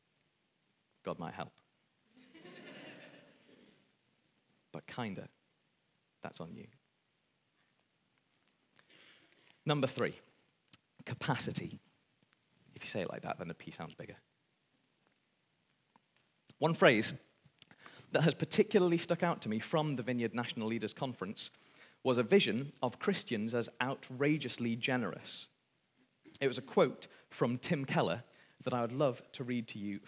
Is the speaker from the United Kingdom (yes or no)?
yes; Wales, United Kingdom; speaking as a Welshman